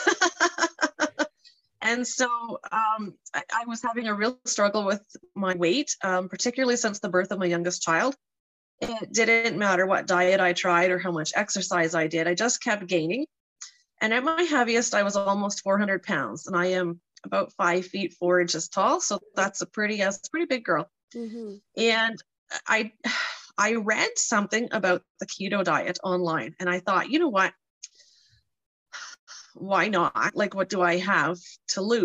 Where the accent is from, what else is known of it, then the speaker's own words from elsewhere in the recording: Canada's East Coast, Atlantic Canada, Canada; moved away as an adult; now in Saskatchewan, Canada; we come from Canada's East Coast originally, and we have been living in Saskatchewan for 10 years this summer